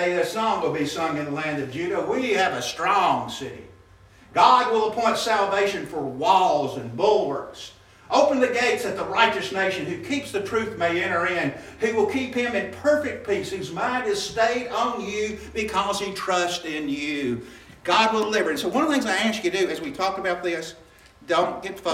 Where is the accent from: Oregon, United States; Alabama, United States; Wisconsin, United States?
Alabama, United States; Birmingham; I grew up in West End in Birmingham, Alabama